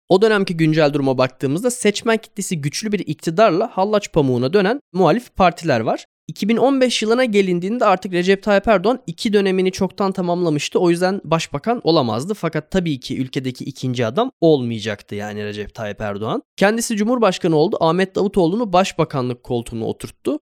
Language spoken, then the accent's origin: Turkish; Turkey; bir Türk kimliğim ve pasaportum